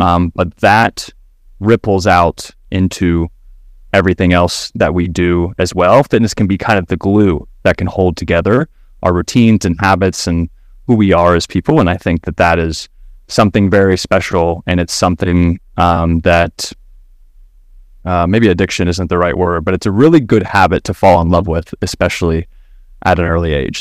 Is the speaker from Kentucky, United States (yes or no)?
yes; Kentucky, United States; now in Austin, United States; I am based out of Austin, Texas right now, born and raised in Kentucky